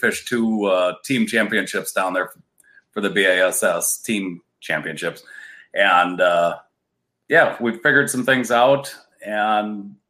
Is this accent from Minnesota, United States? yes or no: yes; Brainerd, Minnesota, United States; I'm out of Brainerd, Minnesota, which is about an hour and a half away from where I'm currently sitting up in Grand Rapids, Minnesota